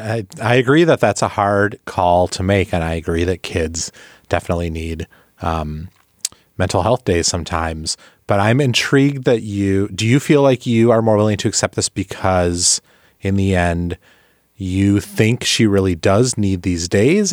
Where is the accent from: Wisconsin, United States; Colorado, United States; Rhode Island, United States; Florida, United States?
Wisconsin, United States; Milwaukee; now in Washington, D.C., United States; the Milwaukee Brewers, my hometown team